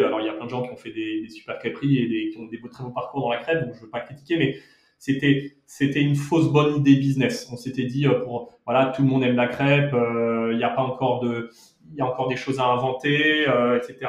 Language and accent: French; Monaco; also born or lived in Paris, France; now in Madrid, Spain; J'ai grandi euh, entre Monaco et au départ, puisque je suis né à Monaco